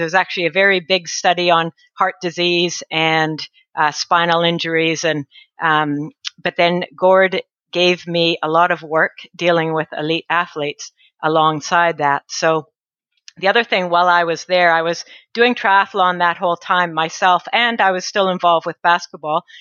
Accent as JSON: {"language": "English", "region": "northern British Columbia", "country": "Canada", "tie": "born or raised there", "moved": "as an adult", "lives_now": "New Zealand", "said": "I'm Canadian. I grew up in northern BC, British Columbia, in Canada"}